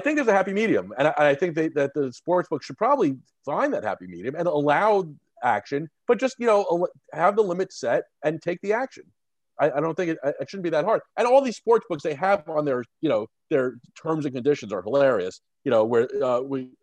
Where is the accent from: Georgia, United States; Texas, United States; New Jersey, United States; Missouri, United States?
New Jersey, United States; growing up in North Jersey, I was surrounded by Yankees fans also